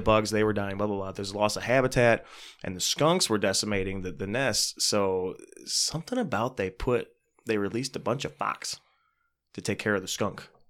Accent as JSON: {"language": "English", "country": "United States", "tie": "born or raised there", "said": "I grew up in the Buchanan area, South mm-hmm. South County"}